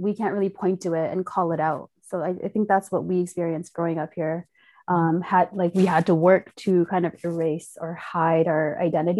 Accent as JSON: {"language": "English", "country": "Nepal", "tie": "born there", "said": "So both my parents and my grandparents are all Tibetan refugees. And I was born in exile in Nepal."}